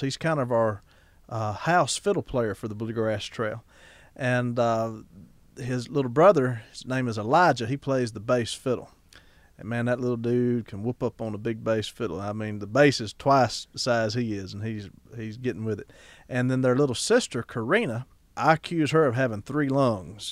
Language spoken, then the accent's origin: English; Ackerman, Mississippi, United States; my hometown of Ackerman, Mississippi